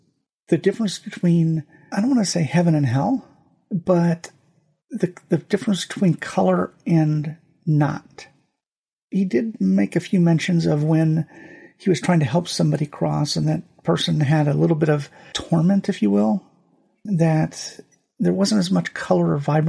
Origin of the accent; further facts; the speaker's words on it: Germany; born there; I took French in high school. I took Latin in high school. I was born in Germany. I remember some German.